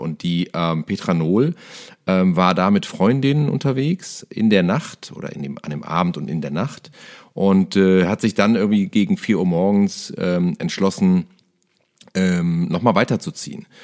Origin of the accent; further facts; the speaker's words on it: Cologne, North Rhine-Westphalia, Germany; aus meiner Heimatstadt Köln